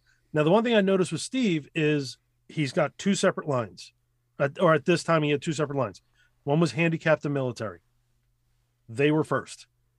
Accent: Ukraine; we're both from Russia and all this other thing. Well, Ukraine.

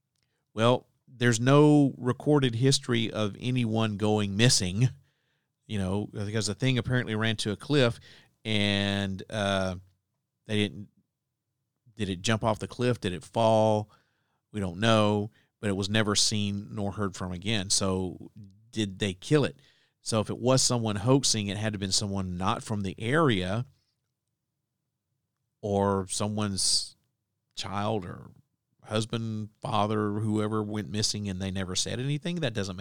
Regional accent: Alabama, United States; the many, many legends that float around through my home state of Alabama.

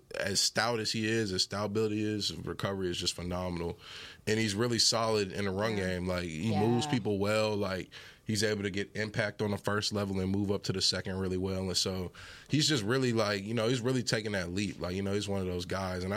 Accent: Fort Worth, Texas, United States; I grew up in Fort Worth, went to North Crowley

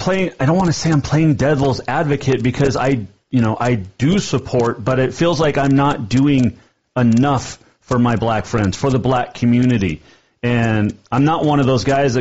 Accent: Montana, United States; growing up in Montana

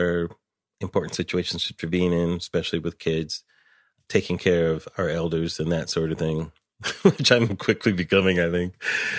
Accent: Pomona, California, United States; I'm from LA. I grew up in Pomona, California. My family's from Chicago, though.

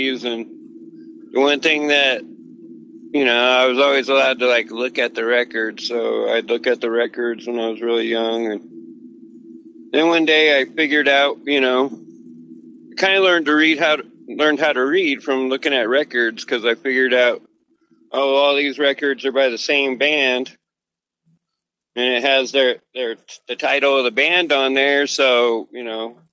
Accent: Denver, Colorado, United States; I was born in Denver, born on East Colfax, raised in North Denver

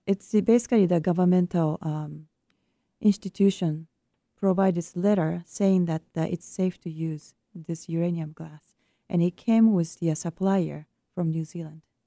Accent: Japan; moved away; my home country of Japan

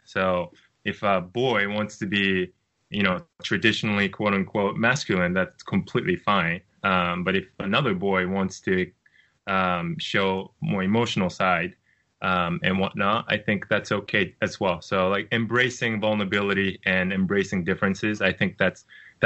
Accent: Japan; moved away as an adult; also born or lived in United States; when I was growing up in Japan

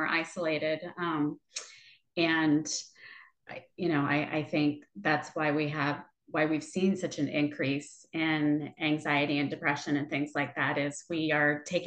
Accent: Ohio, United States; now in Texas, United States; I'm not originally from Texas. I'm originally from Ohio

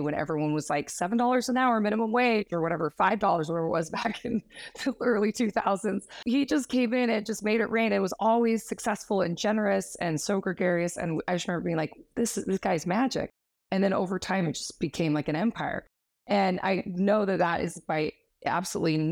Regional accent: Kamas, Utah, United States; I grew up in a tiny little small town just outside of Park City. Some of you know as Camas. I was from the Woodland area specifically

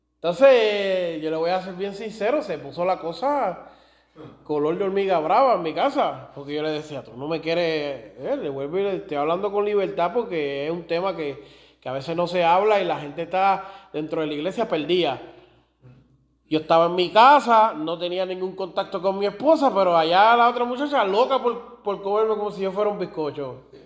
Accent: Puerto Rico; Y yo soy más puertorriqueño que otra cosa

